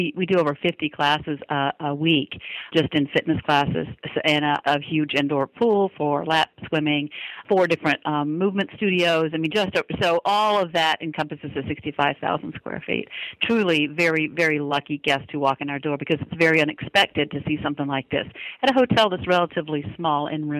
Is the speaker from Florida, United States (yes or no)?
yes; Florida, United States; also born or lived in Dothan, Alabama; I was born in Dothan, Alabama, but living in northern Florida. And as a child, I moved about 15 times before we settled when I went away to college. So I'm all over the South, mostly Florida, where my people are from.